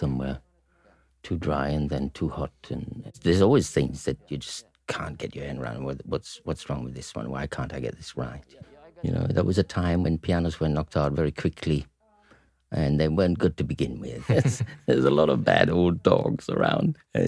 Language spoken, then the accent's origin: English; Gronau, North Rhine-Westphalia, Germany; a border town, which is my hometown. Gronau is a small place on the Dutch border.